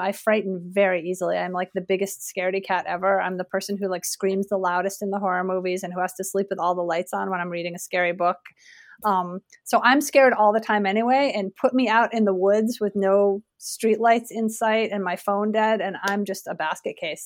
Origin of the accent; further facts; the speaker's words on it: suburb west of Hartford, Connecticut, United States; moved away as an adult; also born or lived in Portland, Oregon / Kentucky; now in Vermont, United States; I grew up in a suburb just west of Hartford, Connecticut